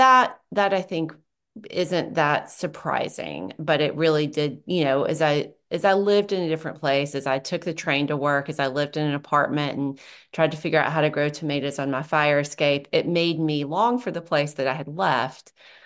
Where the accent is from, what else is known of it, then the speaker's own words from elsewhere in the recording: the South, United States; I could situate myself as a white person, as a Southerner in this context